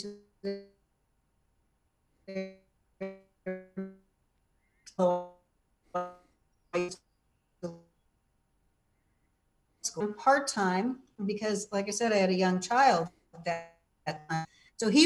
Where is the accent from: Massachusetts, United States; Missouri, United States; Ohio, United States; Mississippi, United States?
Ohio, United States; Cleveland; moved away; also born or lived in Illinois; Cleveland was a great town to grow up in.